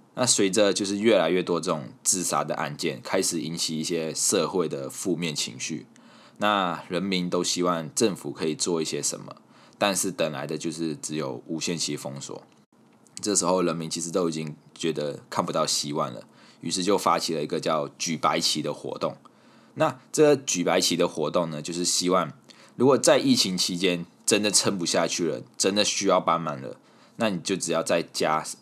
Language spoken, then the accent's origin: Chinese; Malaysia; moved away; 在我家乡